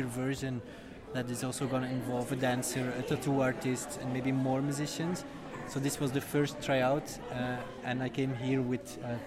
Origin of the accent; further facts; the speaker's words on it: Belgium; also born or lived in The Hague, Netherlands; now in Rotterdam, Netherlands; I come from Belgium